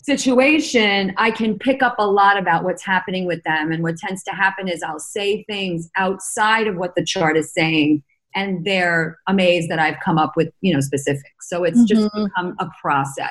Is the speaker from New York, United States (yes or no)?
yes; New York, United States; growing up in Manhattan in the 70s